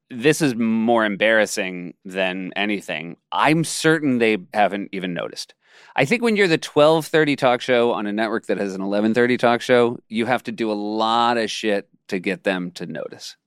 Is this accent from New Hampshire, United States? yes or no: yes; New Hampshire, United States; I'm from New Hampshire.